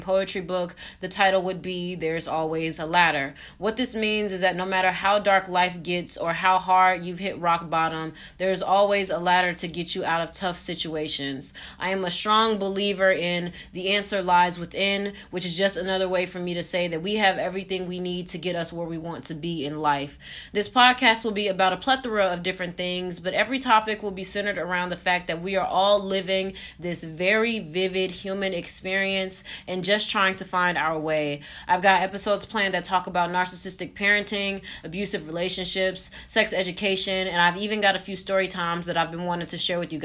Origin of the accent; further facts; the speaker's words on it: Atlanta, Georgia, United States; I am a 20-year-old from Atlanta